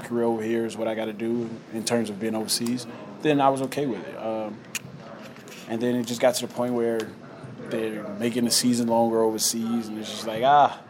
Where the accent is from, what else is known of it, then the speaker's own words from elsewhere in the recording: United States; moved away as an adult; also born or lived in Italy; growing up in America